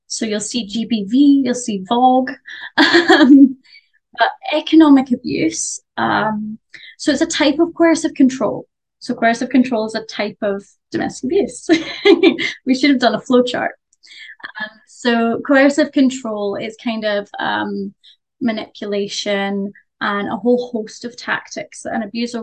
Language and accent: English; Glasgow, Scotland, United Kingdom; I'm from Glasgow